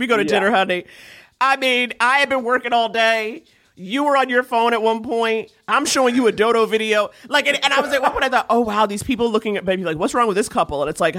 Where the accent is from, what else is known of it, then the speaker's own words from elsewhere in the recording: New York, United States; I grew up in New York.